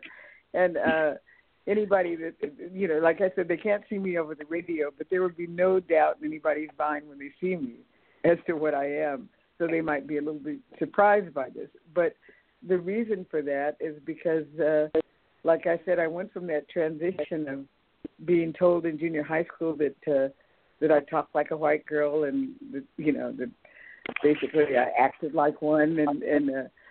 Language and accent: English; California, United States; also born or lived in Texas; I was born in Texas but brought up in California